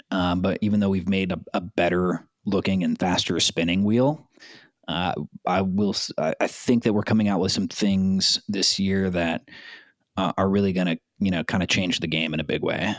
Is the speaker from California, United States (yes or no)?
yes; South Bay, Southern California, United States; also born or lived in San Pedro / South Florida; born and raised in Southern California, uh, South Bay specifically. I was born in San Pedro. Grew up in the South Bay